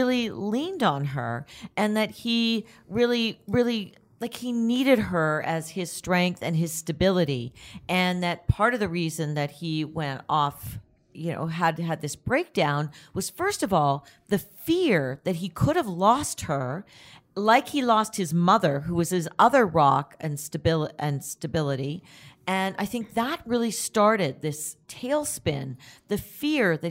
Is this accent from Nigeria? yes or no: no; Toronto, Ontario, Canada; my hometown, Toronto